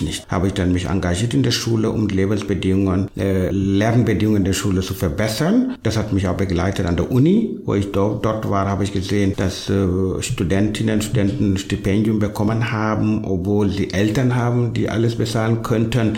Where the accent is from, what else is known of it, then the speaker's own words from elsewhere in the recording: Senegal; German is a second language; moved away as an adult; now in Halle, Germany; Also meine ursprüngliche Heimat ist Senegal, da bin ich geboren, aufgewachsen, sozialisiert